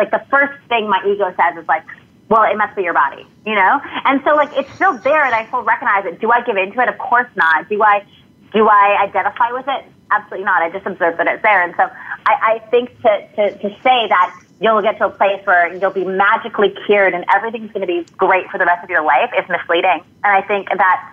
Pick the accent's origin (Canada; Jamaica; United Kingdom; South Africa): Canada; moved away as an adult; now in San Diego, United States